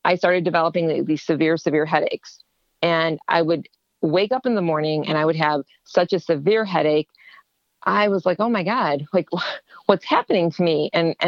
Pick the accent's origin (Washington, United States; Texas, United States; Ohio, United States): Ohio, United States; moved away as an adult; also born or lived in Ontario, Canada; I'm from Ohio